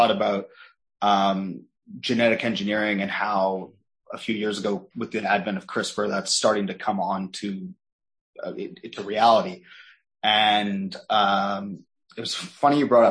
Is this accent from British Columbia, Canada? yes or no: yes; Vancouver, British Columbia, Canada; moved away as an adult; now in Los Angeles, United States; I'm from Vancouver, Canada, on the West Coast